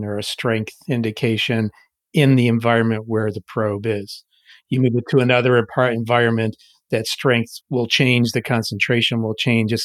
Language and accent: English; Rome, New York, United States; also born or lived in Rochester, New York; I grew up in Rome, New York, so right near Utica.